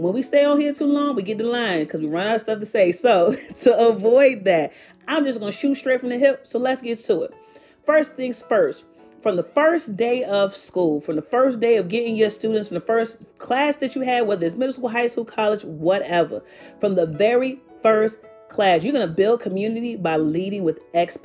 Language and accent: English; Petersburg, Virginia, United States; I was born and raised in Petersburg, Virginia